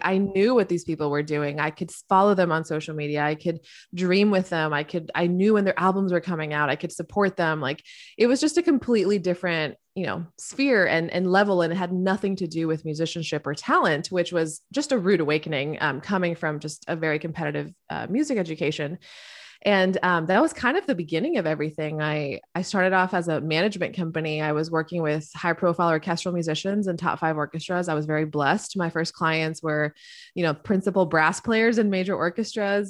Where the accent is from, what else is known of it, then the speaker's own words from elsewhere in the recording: Miami, Florida, United States; I grew up in Miami, Florida